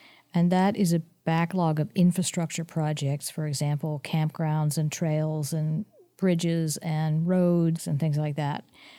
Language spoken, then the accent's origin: English; San Mateo, California, United States; You know, I have to say that I grew up in San Mateo, California